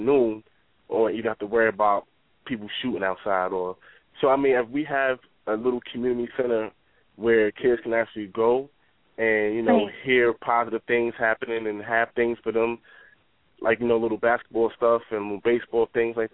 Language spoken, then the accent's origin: English; Mount Vernon, New York, United States; being in a small community growing up in Mount Vernon